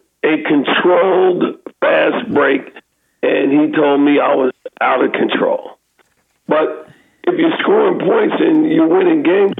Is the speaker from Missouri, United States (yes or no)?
no; Kansas City, Kansas, United States; also born or lived in Arkansas; I was born and raised in Kansas City, Kansas